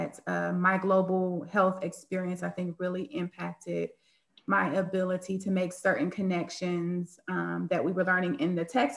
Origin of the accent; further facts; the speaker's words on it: Miami, Florida, United States; I am from Miami, Florida